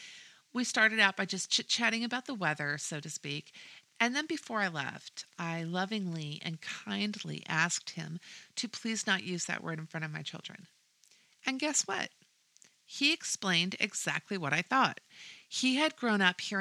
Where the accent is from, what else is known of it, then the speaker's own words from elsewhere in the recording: Washington, United States; moved away as an adult; now in Texas, United States; I'm originally from Washington State